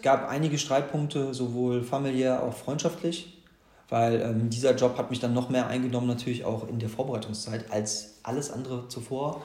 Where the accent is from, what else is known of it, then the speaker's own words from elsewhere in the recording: Gladbeck, North Rhine-Westphalia, Germany; moved away as an adult; also born or lived in Bonn; now in Cologne, Germany; ich bin im Ruhrpott geboren. In Gladbeck praktisch Mehr Ruhrpott geht nicht, bin aber Kölner durch und durch.